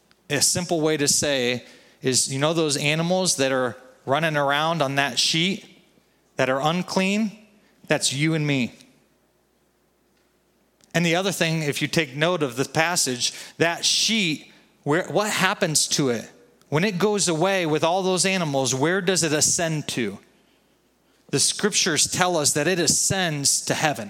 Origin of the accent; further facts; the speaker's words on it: United States; You and I, as American citizens